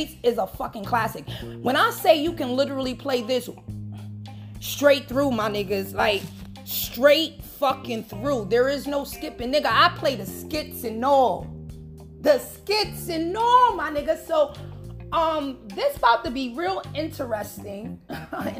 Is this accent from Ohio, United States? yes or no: no; New York City, New York, United States; I'm from the Bronx